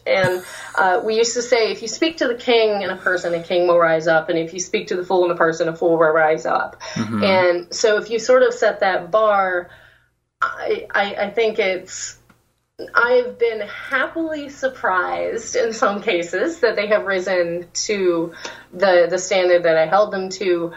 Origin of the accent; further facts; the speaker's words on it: Louisiana, United States; accent: Southern; moved away; I'm actually a Louisiana, like, mostly raised there